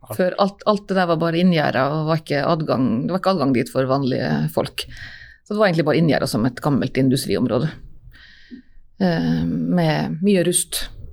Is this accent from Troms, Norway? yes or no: yes; Nordreisa, Troms, Norway; moved away as an adult; also born or lived in Trondheim; Ja, jeg er fra Reisa og har kontor i Nordreisa